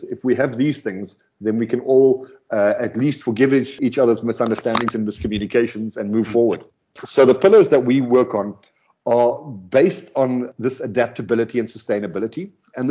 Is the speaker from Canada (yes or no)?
no; South Africa; first language Afrikaans; English is a second language; We're South African, Afrikaans